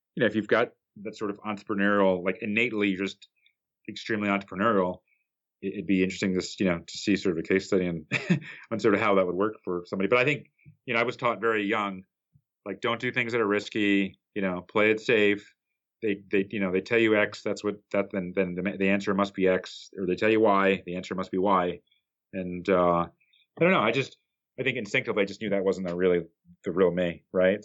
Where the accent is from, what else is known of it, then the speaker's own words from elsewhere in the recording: New Jersey, United States; I grew up in New Jersey, which is about four miles outside of uh, at least the part that I grew up in was about about four miles outside of uh, New York City.